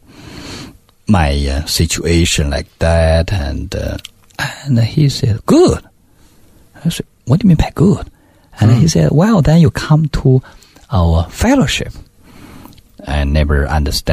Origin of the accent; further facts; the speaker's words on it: Beijing, China; English is a second language; moved away as an adult; also born or lived in New Zealand; I come from Beijing. I speak perfect Mandarin